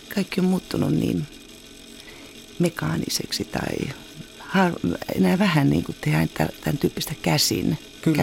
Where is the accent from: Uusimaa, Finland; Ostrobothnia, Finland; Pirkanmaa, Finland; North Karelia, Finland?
Ostrobothnia, Finland; mä oon itse Pohjanmaalta